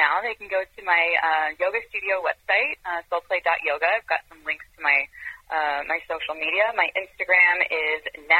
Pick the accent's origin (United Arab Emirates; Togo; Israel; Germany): Israel; moved away as an adult; also born or lived in France / Europe; now in California, United States; I spent most of my growing years in Europe. I was born in France, and I grew up in Israel, and I moved to the U.S. When I was 21.